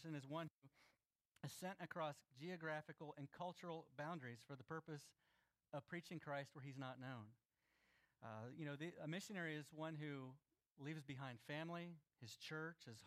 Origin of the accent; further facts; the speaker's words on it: Florida, United States; I grew up in Florida